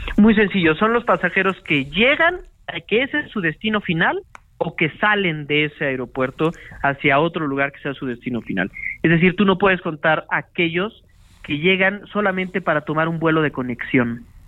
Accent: Mexico; como mexicanos

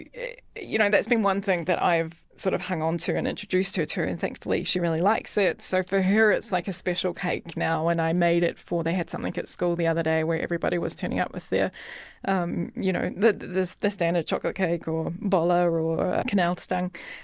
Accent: New Zealand; accent: New Zealand; also born or lived in London; But I would say also my New Zealand accent is toned down also, because I think what you realize, and I lived in London for a few years too, and what you quickly work out is that if you speak like a Kiwi, then no one's going to understand.

